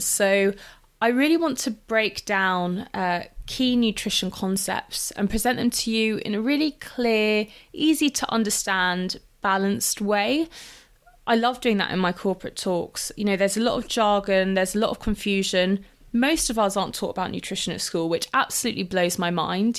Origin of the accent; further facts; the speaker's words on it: London, United Kingdom; also born or lived in Exeter / Lisbon; I grew up in London